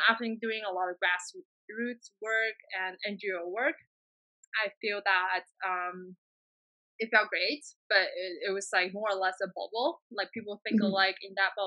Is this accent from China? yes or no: yes; China; my people suffering, the air pollution in Beijing and everywhere in China